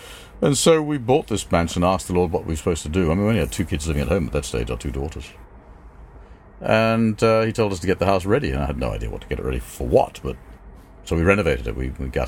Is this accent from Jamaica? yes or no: no; England, United Kingdom; also born or lived in New York, United States; I was then taken to England when my mother and father divorced, and lived in London for a couple of years, but I spent my childhood in England till I was 18.